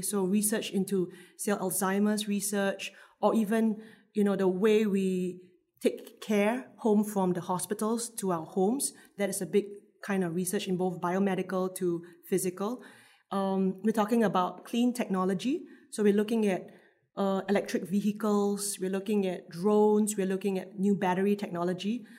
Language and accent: English; Singapore; I'm Singaporean. I work here